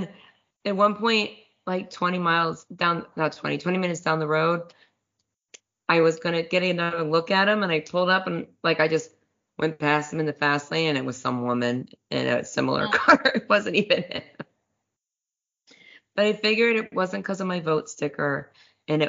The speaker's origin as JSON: {"language": "English", "town": "Cincinnati", "region": "Ohio", "country": "United States", "tie": "born or raised there", "said": "my hometown, Cincinnati"}